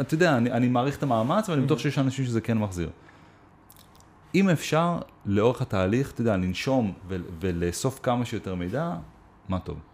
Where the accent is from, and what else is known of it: Israel